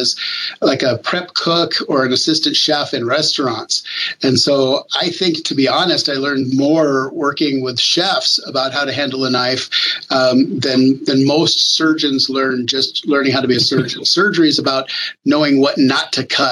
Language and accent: English; New Mexico, United States; I'm from New Mexico. My parents worked at the National Labs in Los Alamos